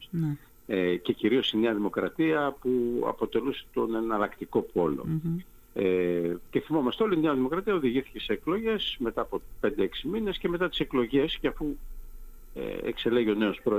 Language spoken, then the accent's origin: Greek; Greece; Πιστεύω ότι εδώ παίζει πολύ μεγάλο ρόλο η συλλογική εμπειρία που ε, είχαμε ως Έλληνες πολίτες από την κυβέρνηση του ΣΥΡΙΖΑ.